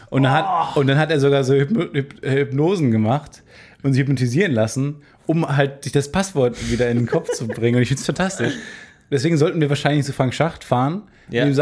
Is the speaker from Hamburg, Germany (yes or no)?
yes; Hamburg, Germany; aber auch in Hamburg, in meiner Heimatstadt kam, haben wir auch schon ein paar Mal gesehen.